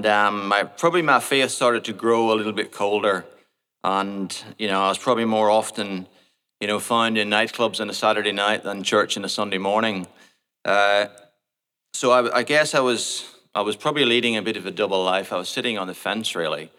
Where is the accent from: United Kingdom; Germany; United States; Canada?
United Kingdom; Portadown, Northern Ireland; moved away; also born or lived in Port Noarlunga, Australia; I was born in Portadown, which is a town in the north of Ireland, in 1973.